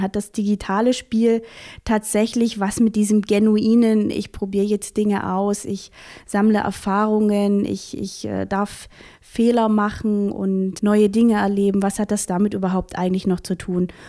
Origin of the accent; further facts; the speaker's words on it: Vogtland, Saxony, Germany; also born or lived in Halle; now in Chemnitz, Germany; Ursprünglich bin ich Vogtländerin, also ich komme aus Sachsen